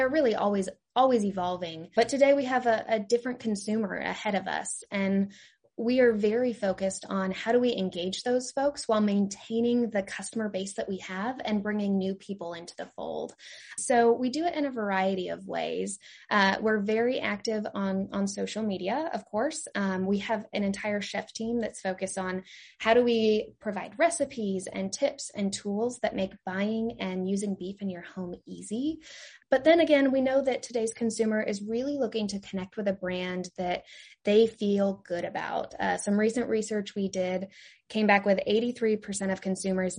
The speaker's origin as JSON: {"language": "English", "region": "Eastern Oregon", "country": "United States", "tie": "born or raised there", "also_born_or_lived": "Kansas / North Carolina", "moved": "as an adult", "said": "I am originally from Oregon. I grew up in a very small rural community in Eastern Oregon"}